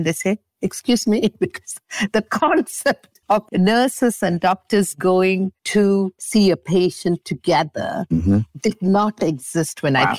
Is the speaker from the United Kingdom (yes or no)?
yes; England, United Kingdom; moved away as an adult; now in Montreal, Canada; And I came from England with 52 cases of old things. And if I stayed in Montreal, it was the thought of packing this up.